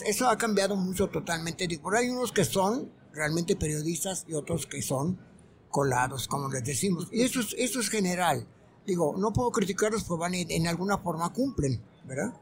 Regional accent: Veracruz, Mexico; moved away; mi, carácter como, como veracruzano era pues de, simpatía

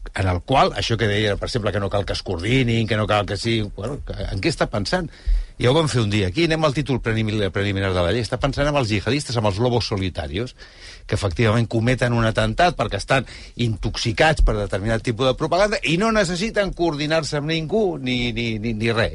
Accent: Spain; com a espanyol

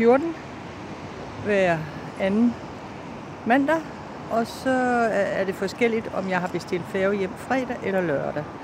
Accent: North Denmark Region, Denmark; Vi er fra Jylland, Nordjylland.

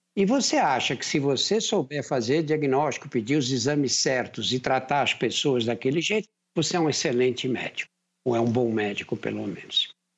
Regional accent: São Paulo, Brazil; Eu nasci num bairro operário, você sai de um lugar onde eu nasci e vai para a Praça da Sé, você leva meia hora andando

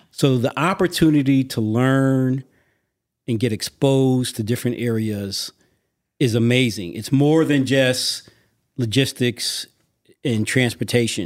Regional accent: Hartford, Connecticut, United States; also born or lived in South Florida; now in Atlanta, United States; I'm originally from Hartford, Connecticut. Uh, my dad worked for American Airlines for twenty-eight years. He retired, and he moved the family to South Florida.

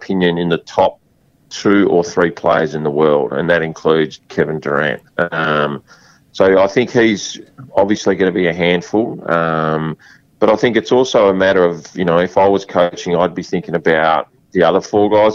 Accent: Western Australia, Australia; I love being Australian, and I love being West Australian.

